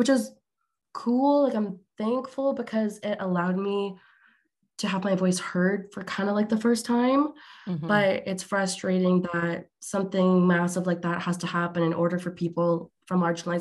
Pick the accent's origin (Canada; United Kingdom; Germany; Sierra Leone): Canada; Alberta; I'm Canadian, but on the other side of the country in Alberta